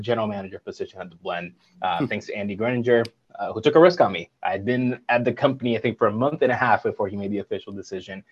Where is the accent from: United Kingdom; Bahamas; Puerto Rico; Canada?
Puerto Rico; moved away; I'm from Puerto Rico, born and raised